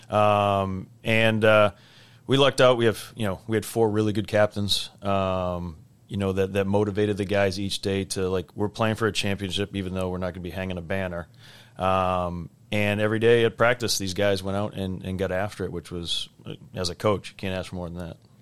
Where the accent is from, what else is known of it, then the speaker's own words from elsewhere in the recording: Weston, Massachusetts, United States; I knew guys that went to Belmont Hill and Nobles growing up in Weston